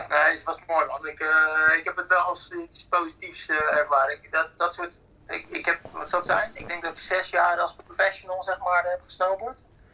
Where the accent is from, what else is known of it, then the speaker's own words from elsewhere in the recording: Netherlands; wij dan als Nederlanders